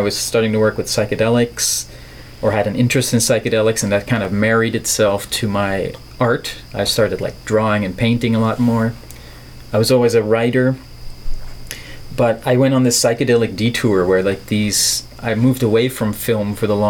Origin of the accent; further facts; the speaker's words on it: Netherlands; English is a second language; I'm from the Netherlands, which is a little country in Europe, on the west coast of Europe, where they don't talk like this, necessarily.